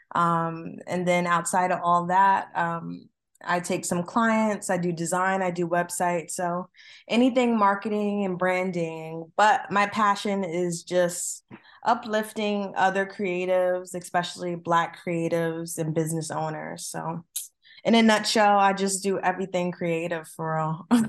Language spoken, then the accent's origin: English; New Jersey, United States; I'm from Jersey